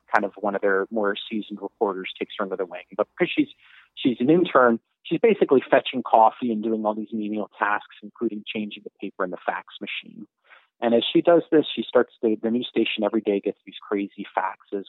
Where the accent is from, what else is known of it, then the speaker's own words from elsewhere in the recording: Miami, Florida, United States; I was born and raised in Miami.